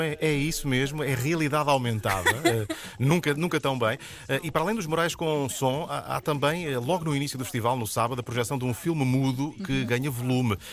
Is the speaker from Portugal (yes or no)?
yes; Castelo Branco, Centro, Portugal; eu sou de Castelo Branco